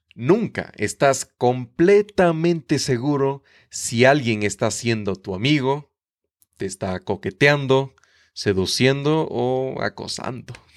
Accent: Ecuador; soy de Ecuador

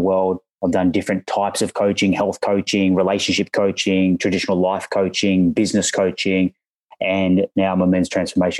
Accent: Australia; accent: Australian; I'm an Aussie, as you may hear from the accent.

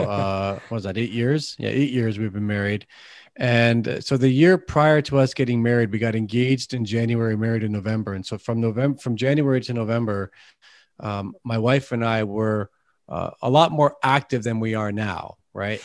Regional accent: Canada; accent: Canadian tint; I've got a Canadian tint to my, my dialect here

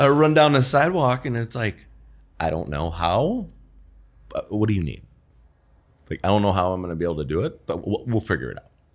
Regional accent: Wisconsin, United States; moved away as an adult; also born or lived in New York / Chicago; came back to Wisconsin, which, where I'm from

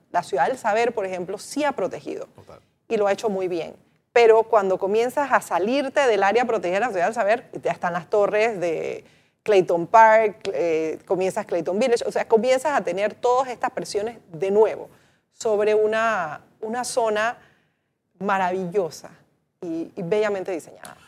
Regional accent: Panama; deberíamos pensar como panameños esa importancia histórica que tiene para nosotros

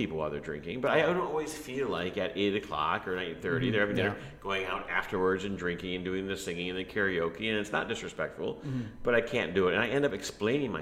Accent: United States; now in Vietnam; we're American

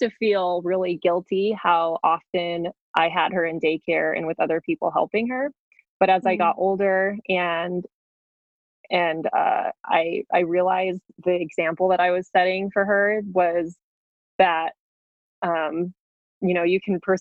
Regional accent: New Mexico, United States; moved away as an adult; the area that I grew up in New Mexico.

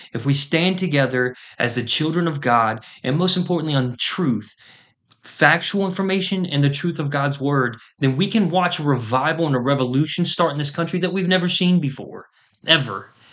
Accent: United States; as an American

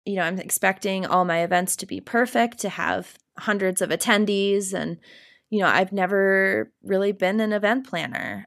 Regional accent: Cedar Rapids, Iowa, United States; moved away as an adult; also born or lived in New Hampshire / Vermont / Denver, Colorado; now in Colorado, United States; I would call Cedar Rapids, Iowa, my hometown. I grew up there

